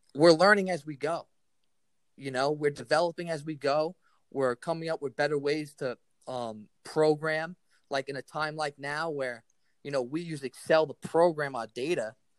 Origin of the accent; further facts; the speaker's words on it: New York City, New York, United States; I was a kid from Staten Island